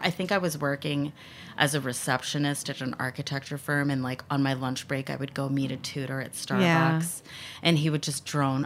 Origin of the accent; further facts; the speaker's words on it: Bethesda, Maryland, United States; I grew up in Bethesda